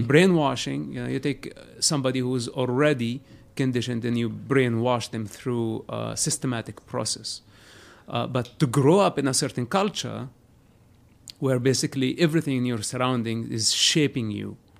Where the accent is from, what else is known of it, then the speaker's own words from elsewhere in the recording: Palestine; moved away as an adult; now in United States; I was born a Palestinian. Uh-huh. Today I'm an American